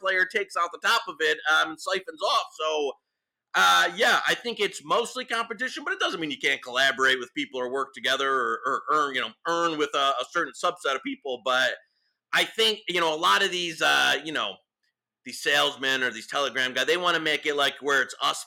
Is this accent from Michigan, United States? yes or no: yes; Detroit, Michigan, United States; I'm from Detroit